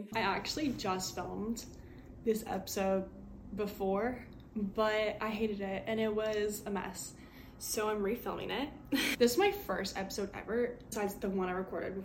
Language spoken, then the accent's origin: English; Midwest, United States; I'm from the Midwest, born and raised here